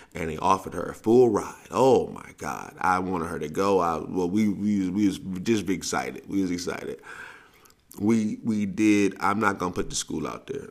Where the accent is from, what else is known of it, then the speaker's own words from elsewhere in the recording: the South, United States; now in West Coast, United States; I'm from, I'm from the South